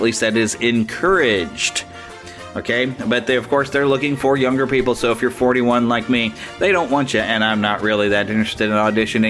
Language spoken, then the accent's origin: English; Kansas City, Missouri, United States; Kansas City, Missouri, September 9th, my hometown.